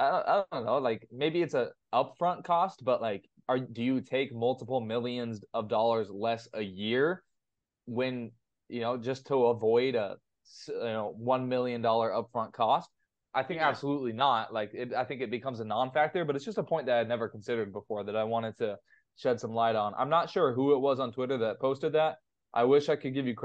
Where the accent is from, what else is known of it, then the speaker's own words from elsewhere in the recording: West Coast, United States; I'm from the West Coast